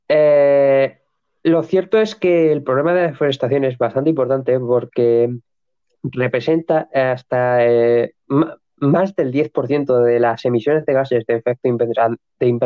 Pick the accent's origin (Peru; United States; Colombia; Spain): United States; En Estados Unidos, eh, es decir, las eh, como estadounidense, tenemos a Procter Gamble